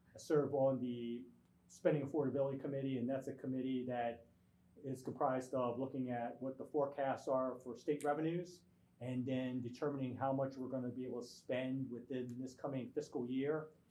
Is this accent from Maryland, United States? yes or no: yes; Glen Burnie, Maryland, United States; kid from Glen Burnie who grew up poor